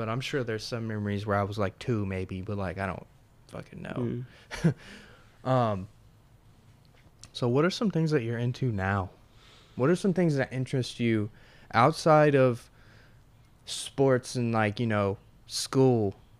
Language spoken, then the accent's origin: English; Tennessee, United States